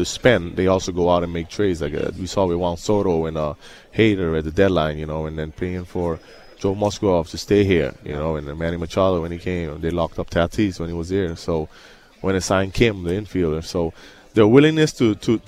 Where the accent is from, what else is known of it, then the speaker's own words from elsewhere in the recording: Aruba; moved away; I'm from Aruba, so I speak different languages